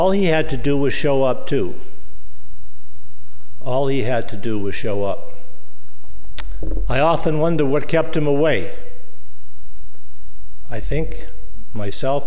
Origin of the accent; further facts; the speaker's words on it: Boston, Massachusetts, United States; moved away; I come from Boston, and I'm proud of it